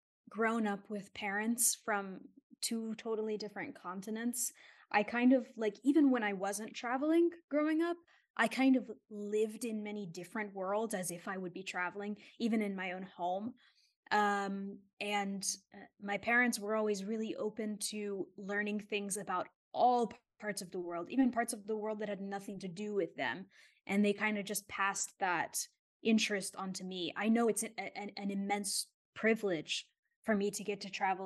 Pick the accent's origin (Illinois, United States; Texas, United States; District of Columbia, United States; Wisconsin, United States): Texas, United States; Houston; moved away as an adult; also born or lived in Queens, New York; now in Italy; I went to university in my hometown at a very, a very for the people school in a pretty rough neighborhood in the inner city of Houston, Texas